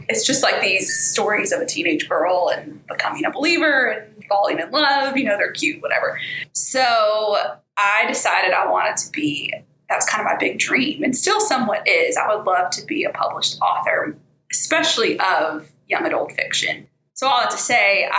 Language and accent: English; Atlanta, Georgia, United States; moved away as an adult; now in Birmingham, United States; I'm originally from Atlanta